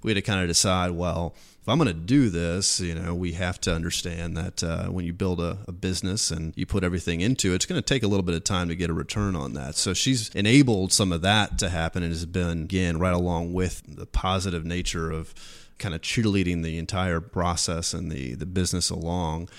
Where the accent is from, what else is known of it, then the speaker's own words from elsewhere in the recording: Washington, Missouri, United States; moved away; growing up in Washington, it's a small town on the Missouri River